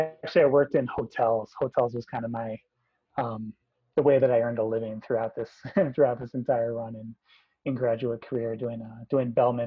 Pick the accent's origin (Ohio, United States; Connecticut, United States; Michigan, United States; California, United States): Connecticut, United States; New England; moved away as an adult; also born or lived in Boston, Massachusetts; I grew up in New England, spent my first 18 years there, fairly unassuming life, pretty privileged life, small town, suburban America, hadn't really stepped foot in any city larger than Hartford, Connecticut, the capital there in Connecticut.